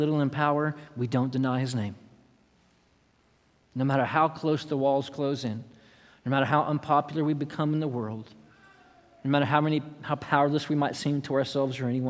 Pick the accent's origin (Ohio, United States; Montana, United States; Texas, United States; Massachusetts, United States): Texas, United States; Austin; I'm from Austin, Texas